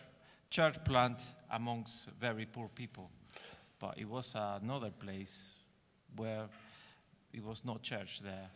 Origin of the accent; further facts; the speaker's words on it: Entre Ríos, Argentina; English is a second language; now in England; I grew up in Argentina, in a place called Entre Rios. Well, I don't know if anyone knows about it.